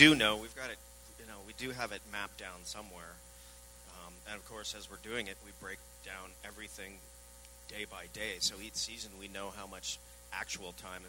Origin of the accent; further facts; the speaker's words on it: Vancouver, British Columbia, Canada; I'm from Vancouver